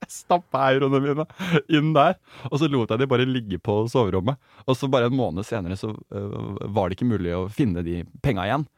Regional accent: Germany; now in Norway; jeg er tysk

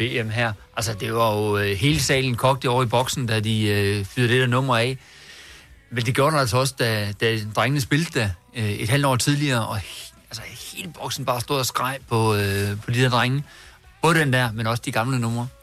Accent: Herning, Central Denmark Region, Denmark; jeg er fra Herning

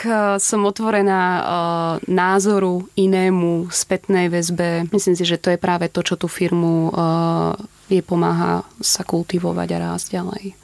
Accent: Púchov, Trenčín Region, Slovakia; moved away as an adult; now in Bratislava, Slovakia; Pochádzam z Púchova

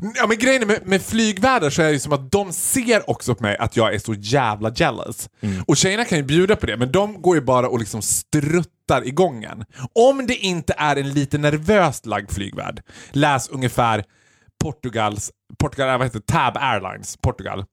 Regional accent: Sweden; vi som svenskar

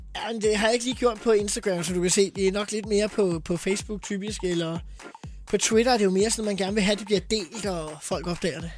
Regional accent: Farum, Capital Region of Denmark, Denmark; jeg er jo fra Farum

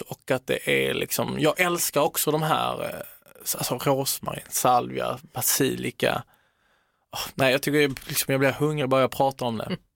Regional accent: Sweden; also born or lived in Italy (ancestry); jag som svensk italienare

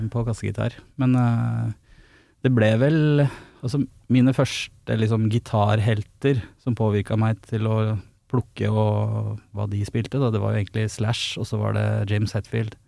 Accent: Flisa, Innlandet, Norway; jeg er fra Flisa

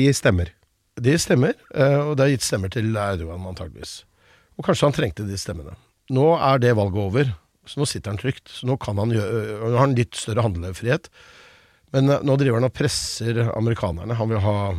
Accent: Buskerud, Norway; moved away; also born or lived in United States; Jeg er jo født og oppvokst i Buskerud og har liksom stemmen jeg har.

